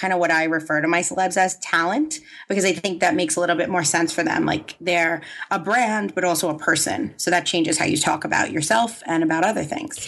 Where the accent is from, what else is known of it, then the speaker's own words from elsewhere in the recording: New York, United States; I grew up in New York, so I think the hustle is, you know, ingrained in, in us